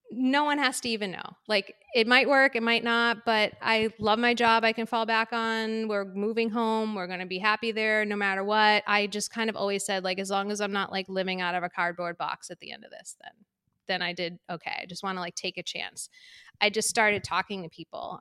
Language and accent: English; Waltham, Massachusetts, United States; also born or lived in San Diego / Medford; the end of the road that I grew up in in Waltham